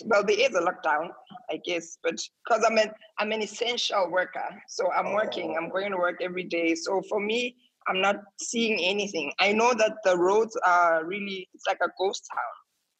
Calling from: Saudi Arabia; I'm in Saudi Arabia.

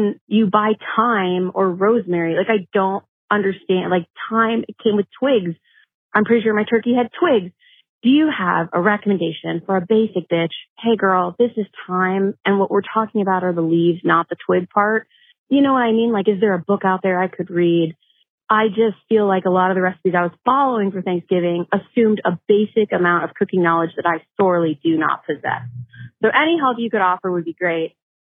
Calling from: Los Angeles, California, United States; I'm calling from Los Angeles, California.

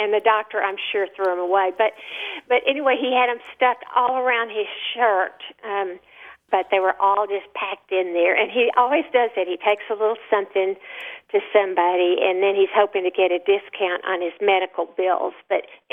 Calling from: Austin, Texas, United States; I'm calling from Austin, Texas

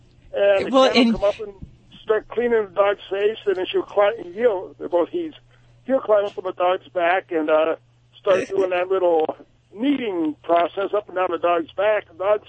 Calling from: Drums, Pennsylvania, United States; Drums, Pennsylvania.

